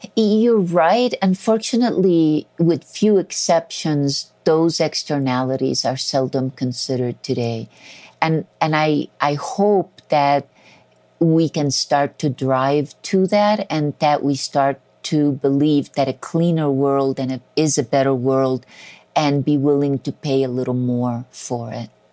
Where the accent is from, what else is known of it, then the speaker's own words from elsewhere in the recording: Colombia; I was born in Colombia